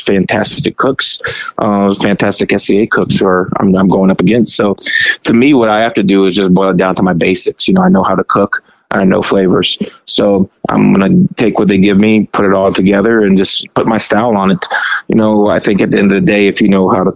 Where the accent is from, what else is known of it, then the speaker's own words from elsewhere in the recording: Arizona, United States; I'm from Arizona